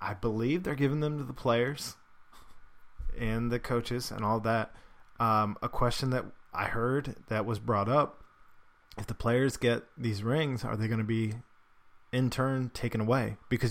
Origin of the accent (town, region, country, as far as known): Cincinnati, Ohio, United States; born or raised there